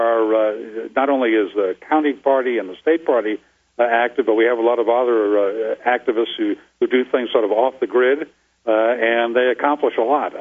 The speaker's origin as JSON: {"language": "English", "region": "New England", "country": "United States", "moved": "yes", "lives_now": "Arizona, United States", "said": "I'm from New England. I remember the weather back there"}